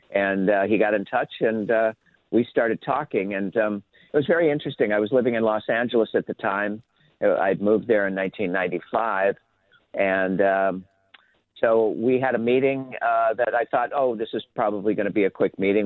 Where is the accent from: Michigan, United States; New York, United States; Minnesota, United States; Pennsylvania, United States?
Minnesota, United States; Minnetonka; in the suburbs uh, where I grew up in Minnetonka Hopkins area